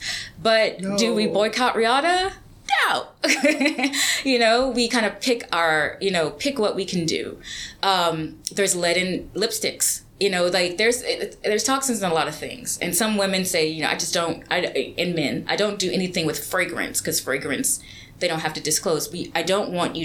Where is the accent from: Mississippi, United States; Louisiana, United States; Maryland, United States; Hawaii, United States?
Louisiana, United States; I grew up in Louisiana, very small town, very rural